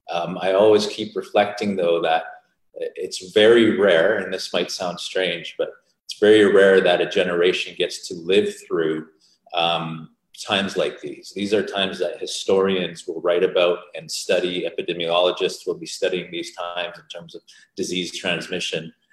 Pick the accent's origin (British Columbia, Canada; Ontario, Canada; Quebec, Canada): British Columbia, Canada; Vancouver; born there; I was born in Vancouver, BC.